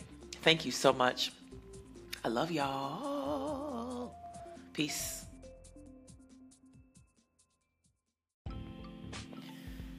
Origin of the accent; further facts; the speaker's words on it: Colorado, United States; moved away; also born or lived in Atlanta, Georgia; I am not from Nashville. I was born and raised in Colorado because my father played for the Denver Nuggets. And then I was also raised in Atlanta